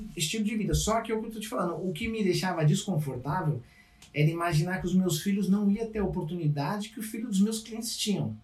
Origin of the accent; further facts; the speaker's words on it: São Paulo, Brazil; moved away as an adult; also born or lived in Capão Redondo; now in Canada; sou de São Paulo